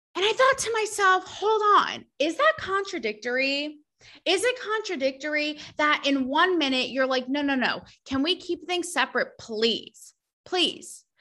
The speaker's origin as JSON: {"language": "English", "region": "New England", "country": "United States", "said": "I am from New England"}